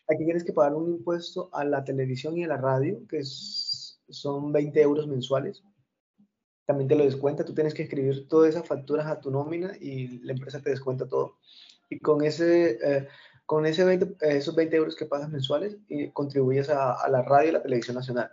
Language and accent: Spanish; Colombia; moved away; yo soy colombiano.